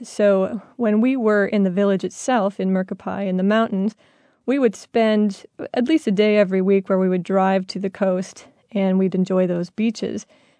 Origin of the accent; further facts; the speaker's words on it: Midwest, United States; We're from the Midwest, and we'll eat anything pretty much.